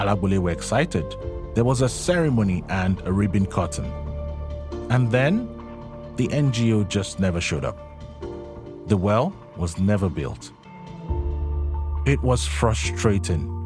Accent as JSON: {"language": "English", "region": "Lagos", "country": "Nigeria", "tie": "born or raised there", "said": "I was born in Nigeria. I grew up surrounded by NGOs."}